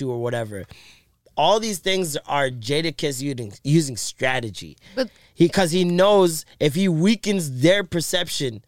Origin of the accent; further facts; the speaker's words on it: Toronto, Ontario, Canada; also born or lived in Jamaica; as a Jamaican